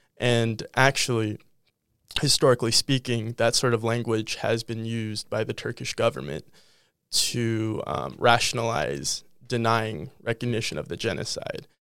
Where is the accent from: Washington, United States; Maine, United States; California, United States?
California, United States; Los Angeles; moved away as an adult; now in Minneapolis, United States; I am from Los Angeles, California